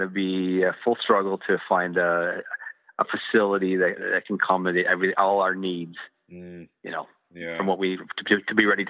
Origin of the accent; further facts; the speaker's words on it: Canada; Style for me as a Canadian